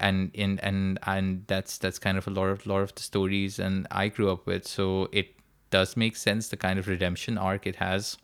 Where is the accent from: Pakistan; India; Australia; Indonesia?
Pakistan; Karachi, Sindh; moved away as an adult; now in United Kingdom; We're both from Karachi, and both of us are currently training in psychiatry in the UK.